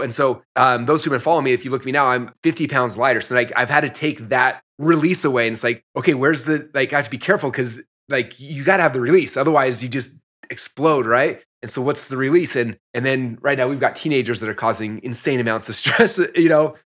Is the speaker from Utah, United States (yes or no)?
yes; Utah, United States; moved away as an adult; also born or lived in Idaho; I grew up in Utah, so I wrestled in Utah